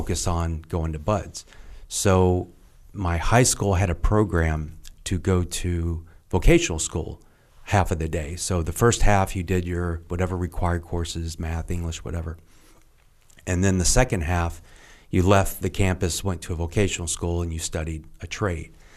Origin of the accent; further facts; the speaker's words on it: Lexington, Kentucky, United States; moved away; I grew up in Kentucky and, uh, Lexington